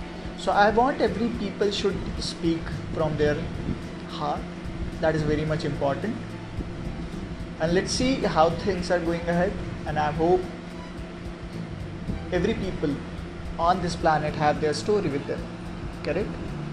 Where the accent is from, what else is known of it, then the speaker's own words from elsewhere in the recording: India; first language Hindi; English is a second language; So if I'm an Indian, so we have our mother language is Hindi, correct?